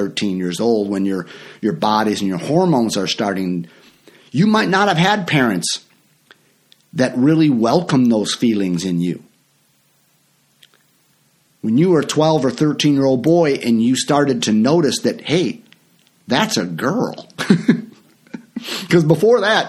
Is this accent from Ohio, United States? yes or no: no; Franklin Park, Illinois, United States; I grew up in Franklin Park, Illinois